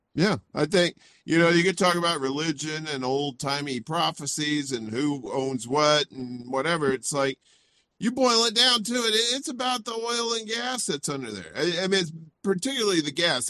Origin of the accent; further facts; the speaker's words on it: Mississippi, United States; also born or lived in Chicago, Illinois; now in Brooklyn, New York, United States; I, I grew up in Mississippi, uh, very poor.